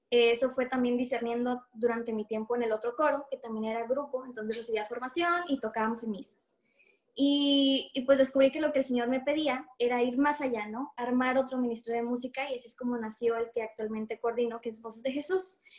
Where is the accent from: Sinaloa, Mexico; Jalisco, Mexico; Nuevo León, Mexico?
Nuevo León, Mexico; Monterrey; soy músico de Dios. Eh, coordino un ministerio de música eh, aquí donde soy en Monterrey, Nuevo León.